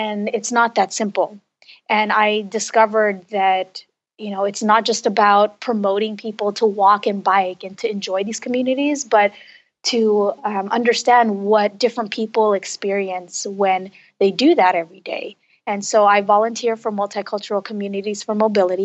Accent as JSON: {"language": "English", "town": "Los Angeles", "region": "California", "country": "United States", "tie": "born or raised there", "said": "I was raised in Los Angeles"}